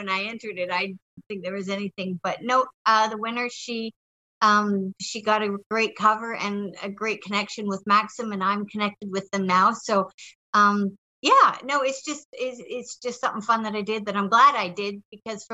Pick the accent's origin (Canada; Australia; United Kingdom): Canada; I'm Canadian